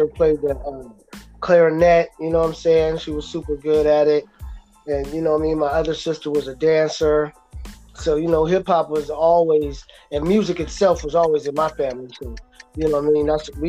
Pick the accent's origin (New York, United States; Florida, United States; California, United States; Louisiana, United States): California, United States; San Diego; I came back to Cali when I was around 9, bro.